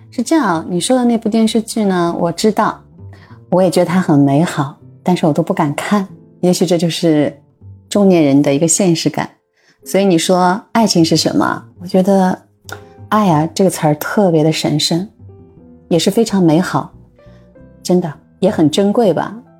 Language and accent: Chinese; Shanghai, China; also born or lived in Ürümqi, Xinjiang, China / Japan; 我是出生在新疆乌鲁木齐，成长在上海，然后又到日本工作了三年多吧